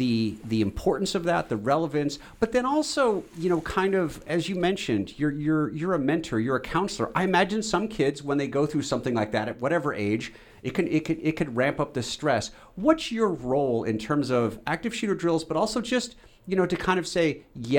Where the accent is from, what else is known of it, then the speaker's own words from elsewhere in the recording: West Coast, United States; I grew up in the West Coast, and I'm certainly, you know, a different generation than the kids you're interacting with today.